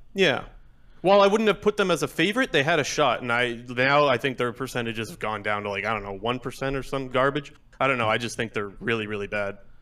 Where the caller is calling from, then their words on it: Ontario, Canada; Calling from Ontario